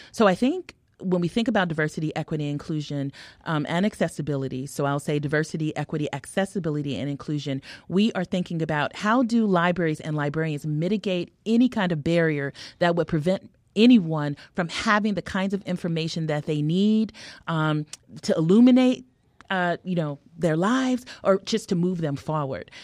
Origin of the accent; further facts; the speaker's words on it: California, United States; also born or lived in Harlem, New York / Hartford; now in Chicago, United States; I'm a Californian